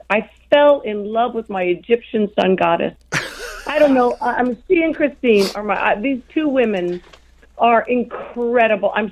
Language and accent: English; France; born there; also born or lived in Europe; I was born in France and raised in Europe.